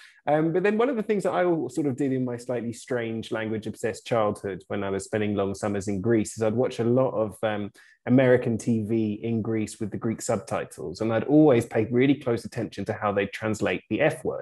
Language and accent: English; London, United Kingdom; us growing up in London